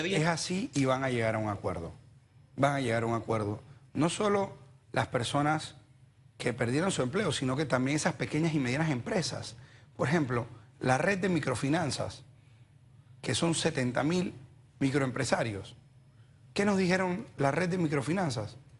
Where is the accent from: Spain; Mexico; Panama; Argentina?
Panama; somos responsables los panameños